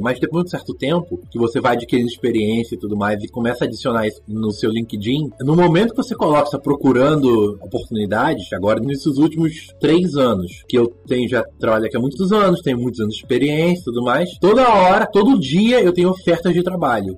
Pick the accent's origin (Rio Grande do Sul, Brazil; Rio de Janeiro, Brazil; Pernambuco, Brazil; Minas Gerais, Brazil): Rio de Janeiro, Brazil; São Gonçalo; moved away as an adult; also born or lived in Ireland; now in Poland; Nasci e cresci no São Gonçalo, Rio de Janeiro, no estado do Rio de Janeiro